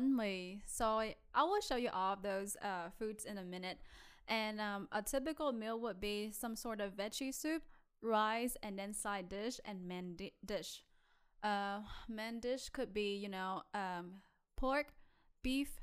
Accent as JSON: {"language": "English", "country": "Vietnam", "tie": "born or raised there", "second_language": "English", "moved": "as an adult", "lives_now": "San Angelo, United States", "said": "when I grew up in Vietnam"}